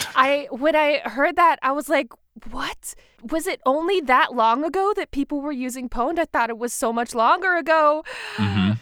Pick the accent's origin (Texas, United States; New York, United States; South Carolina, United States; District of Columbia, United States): South Carolina, United States; I'm from South Carolina